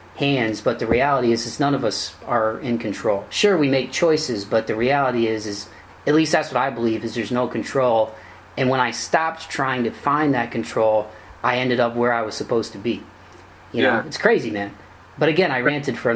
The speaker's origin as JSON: {"language": "English", "town": "Toledo", "region": "Ohio", "country": "United States", "tie": "born or raised there", "said": "my hometown, Toledo"}